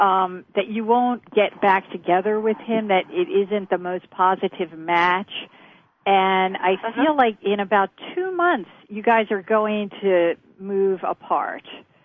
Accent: West Chester, Pennsylvania, United States; Where we grew up, right near Jersey in Pennsylvania, Westchester, Pennsylvania.

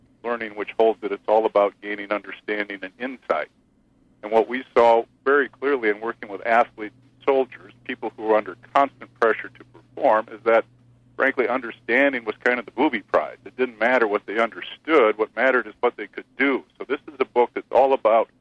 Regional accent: Spokane, Washington, United States; I grew up in Spokane, Washington in the mid to late 60s

